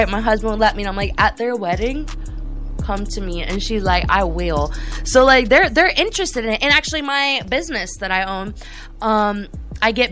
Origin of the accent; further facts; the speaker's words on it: Sarasota, Florida, United States; I grew up in Sarasota.